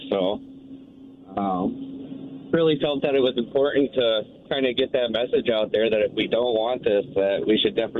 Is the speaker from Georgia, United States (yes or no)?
no; Vermont, United States; now in Nampa, United States; I'm originally from Vermont and just recently moved to Idaho.